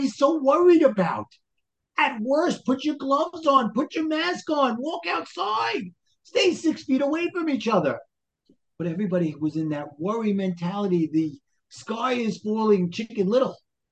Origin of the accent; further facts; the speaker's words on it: New York City, New York, United States; accent: Brooklyn; moved away as an adult; also born or lived in New Jersey; now in Brooklyn, United States; I grew up in Brooklyn.